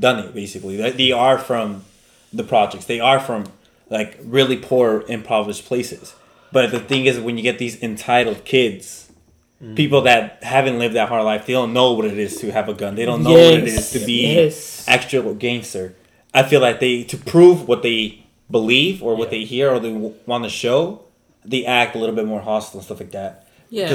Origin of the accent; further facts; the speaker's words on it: Victorville, California, United States; I'm from Victorville. I'm one of the old homies on the block